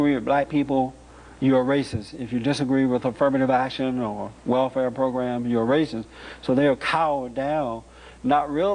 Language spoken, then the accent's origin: English; Alabama, United States; When I was growing up in Alabama, if a black woman got pregnant out of wedlock, it was an embarrassment to the family.